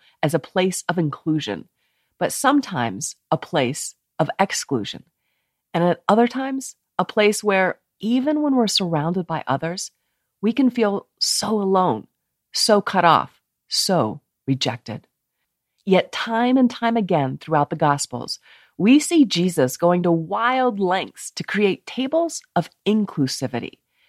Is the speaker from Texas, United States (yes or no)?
no; Steamboat Springs, Colorado, United States; also born or lived in Melbourne, Florida / Maggie Valley, North Carolina; I was born in Melbourne, Florida, then moved to Maggie Valley, North Carolina, before settling in Steamboat Springs, Colorado.